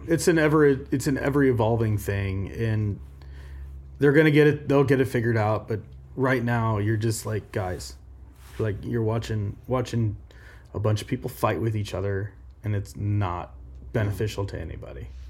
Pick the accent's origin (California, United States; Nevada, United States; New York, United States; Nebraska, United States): Nebraska, United States; Omaha; I grew up in Omaha.